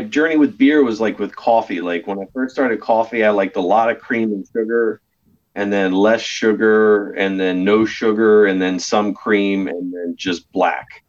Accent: Delaware, United States; I'm born and raised in Delaware

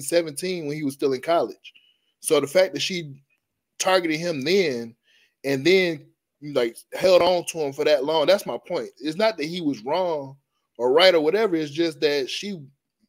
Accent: Atlanta, Georgia, United States; I'm from Atlanta, Georgia

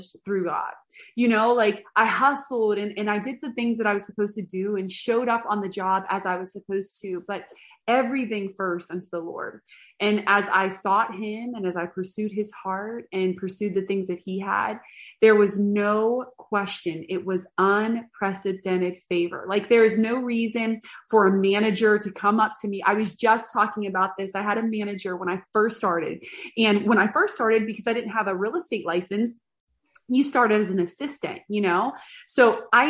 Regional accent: a little town outside of Pittsburgh, Pennsylvania, United States; moved away as an adult; also born or lived in Boston / Brownsville; I grew up in a little town outside of Pittsburgh

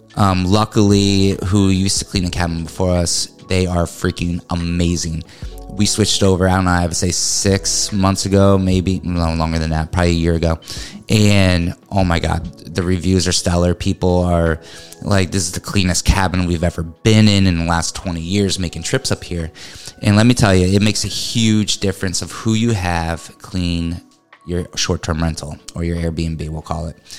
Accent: New England, United States; now in Florida, United States; I'm from New England. I'm used to you know hills and learning how to drive up a hill

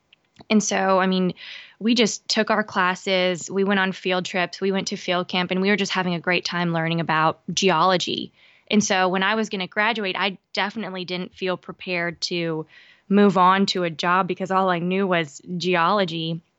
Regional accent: Lafayette, Louisiana, United States; also born or lived in Balikpapan, Indonesia; I'm from Lafayette, Louisiana, but I spent some time in Balikpapan, Indonesia, when my dad worked as a geophysicist for Unocal.

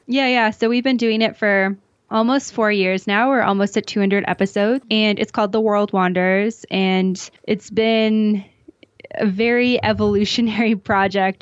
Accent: a small town outside of Calgary, Alberta, Canada; moved away as an adult; now in Mexico City, Mexico; I'm originally from Western Canada, a small town outside of Calgary, Alberta

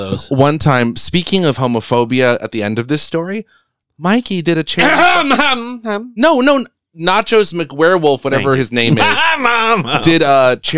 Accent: United States; I'm Filipino-American. I identify as something.

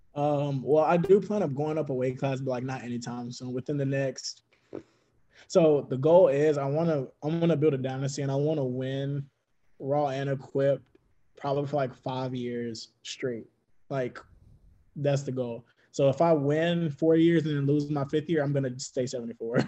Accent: Mississippi, United States; I'm from Mississippi

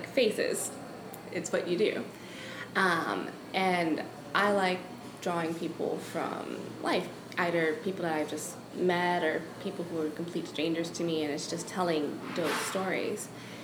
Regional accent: New York City, New York, United States; moved away as an adult; now in Savannah, United States; I grew up in New York

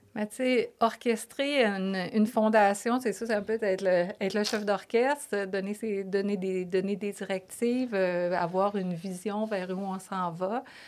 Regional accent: Lévis, Quebec, Canada; accent: Québécois; moved away as an adult; also born or lived in Toronto / Paris; je suis une fille euh, de Lévis, vraiment une Lévisienne profonde. ma mère, mon père, on, est tous, tous de Lévis.

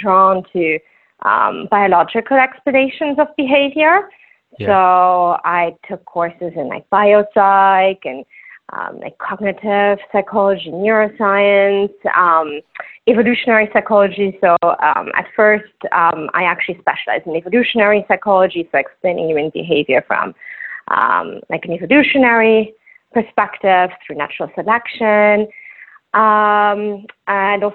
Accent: Luxembourg; accent: Luxembourgish; first language Luxembourgish; English is a second language; I'm from Luxembourg

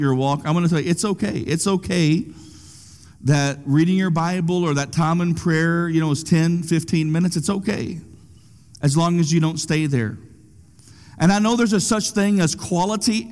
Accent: United States; I'm an American

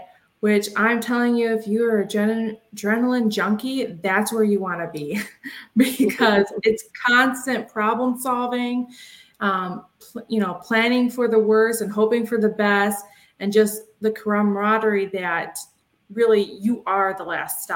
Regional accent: Detroit, Michigan, United States; moved back near my hometown, Metro Detroit, Michigan

